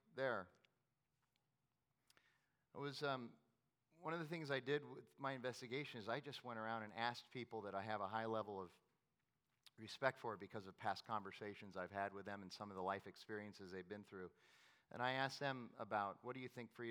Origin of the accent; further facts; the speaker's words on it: Phoenix, Arizona, United States; I was from Phoenix